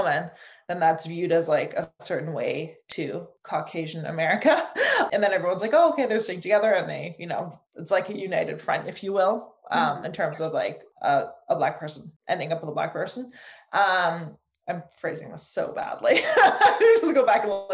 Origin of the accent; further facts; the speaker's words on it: Germany; moved away; I grew up in Germany